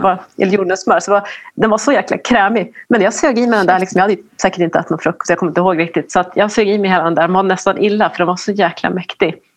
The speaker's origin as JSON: {"language": "Swedish", "region": "Norrland", "country": "Sweden", "said": "norrländsk och svensk"}